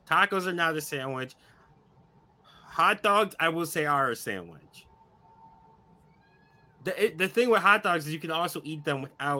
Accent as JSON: {"language": "English", "town": "Buffalo", "region": "New York", "country": "United States", "said": "I'm from Buffalo, so it's pop."}